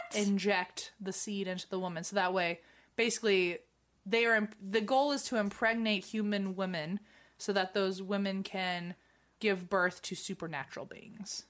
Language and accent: English; United States; as an American